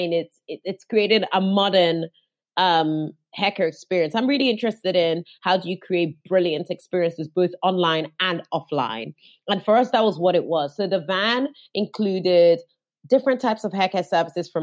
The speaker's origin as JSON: {"language": "English", "country": "Nigeria", "moved": "yes", "lives_now": "London, United Kingdom", "said": "I'm Nigerian"}